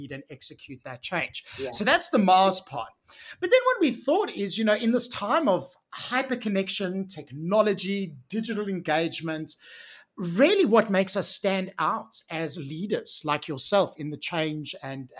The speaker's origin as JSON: {"language": "English", "country": "South Africa", "tie": "born or raised there", "moved": "as an adult", "said": "I actually grew up in South Africa and I spent the first 30 years of my life living, working, playing, doing all the things as a South African."}